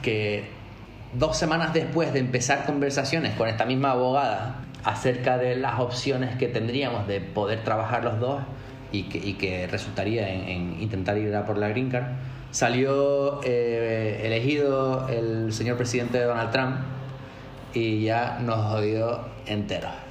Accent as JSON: {"language": "Spanish", "area": "Tenerife", "region": "Canary Islands", "country": "Spain", "tie": "born or raised there", "also_born_or_lived": "Madrid / New York / London", "moved": "as an adult", "said": "nacido y crecido en Tenerife"}